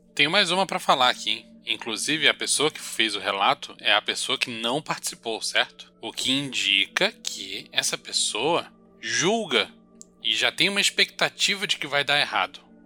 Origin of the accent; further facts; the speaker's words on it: Brazil; somos brasileiros